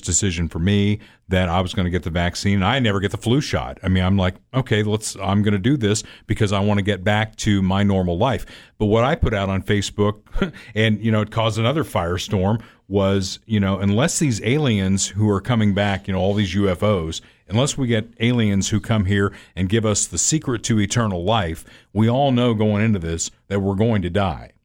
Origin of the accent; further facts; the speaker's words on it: Evansville, Indiana, United States; moved away as an adult; also born or lived in Hartford, Connecticut; now in Kansas City, United States; I grew up in Evansville, Indiana, which is one of the friendliest communities in the world